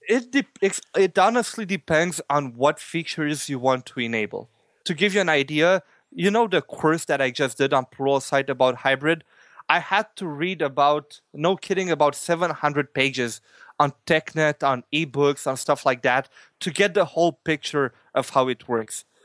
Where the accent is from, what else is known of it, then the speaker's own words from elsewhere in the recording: Canada; I'm from Canada as well.